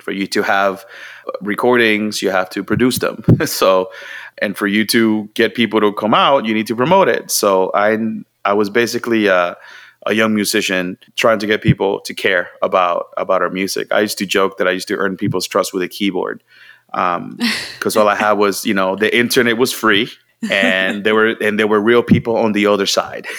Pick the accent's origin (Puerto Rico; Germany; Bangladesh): Puerto Rico; Mayagüez; English is a second language; moved away as an adult; now in United States; I was born and raised in Puerto Rico